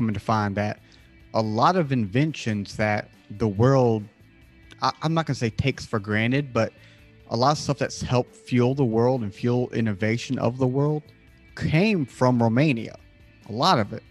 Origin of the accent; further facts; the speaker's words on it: United States; I'm from America